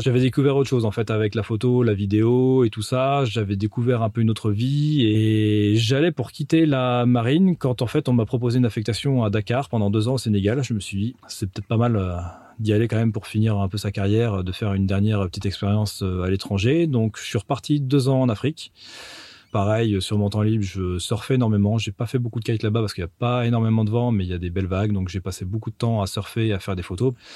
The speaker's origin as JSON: {"language": "French", "area": "Loir-et-Cher, edge of Sologne", "region": "Centre-Val de Loire", "country": "France", "tie": "born or raised there", "also_born_or_lived": "Blois", "moved": "yes", "lives_now": "Finistère, France", "said": "je suis né à Blois, dans le Loir-et-Cher, et j'ai grandi dans un petit village qui est en bord de Sologne"}